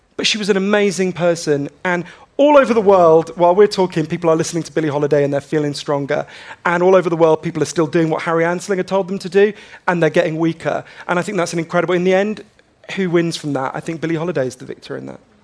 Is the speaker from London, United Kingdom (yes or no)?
yes; London, United Kingdom; also born or lived in Glasgow; when they were about one, they, they moved to, to London.